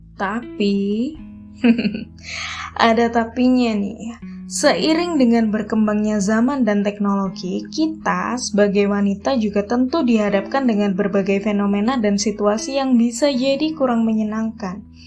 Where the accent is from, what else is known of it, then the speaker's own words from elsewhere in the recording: Java, Indonesia; aku adalah orang Jawa